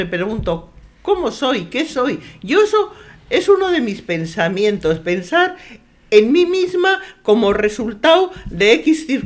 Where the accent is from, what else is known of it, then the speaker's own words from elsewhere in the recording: San Sebastián, Basque Country, Spain; born there; Aquí mismo, muy cerquita de aquí, porque nací en mi casa en Duque de Mandas